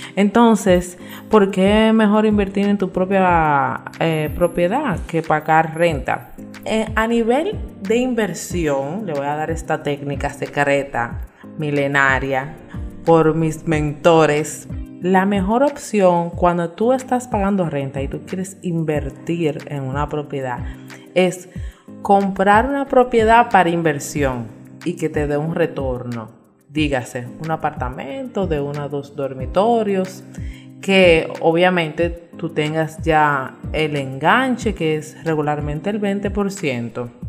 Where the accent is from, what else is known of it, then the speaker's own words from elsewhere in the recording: Santo Domingo, Distrito Nacional, Dominican Republic; moved away as an adult; now in Punta Cana, Dominican Republic; yo soy de Santo Domingo, criada en Santo Domingo